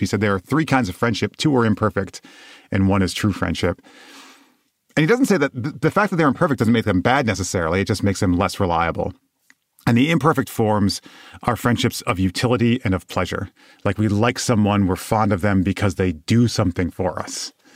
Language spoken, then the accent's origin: English; West Michigan, United States; moved away as an adult; also born or lived in South Bend, Indiana; I moved down to South Bend from where I grew up in West Michigan.